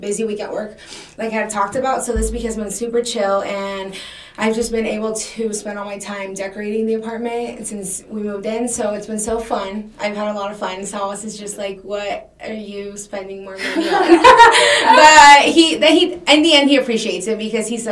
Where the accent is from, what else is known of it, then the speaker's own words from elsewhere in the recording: Mexico; now in United States; growing up in Mexico, and, you know, me living through the drug wars